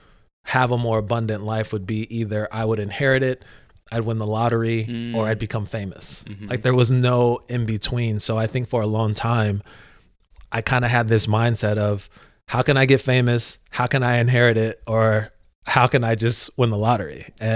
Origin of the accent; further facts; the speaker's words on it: Virginia, United States; also born or lived in Los Angeles / Atlanta; Yeah, so I like to tell people I was born in Los Angeles, raised in Atlanta, Georgia, and grew up in Northern Virginia, right outside of DC.